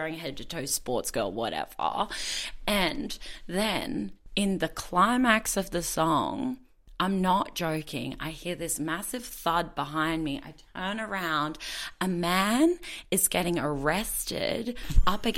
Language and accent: English; Brisbane, Queensland, Australia; I'm from Brisbane